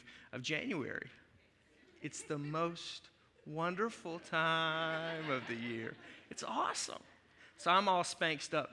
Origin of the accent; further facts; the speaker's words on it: Arkansas, United States; now in Wisconsin, United States; I was raised in Arkansas.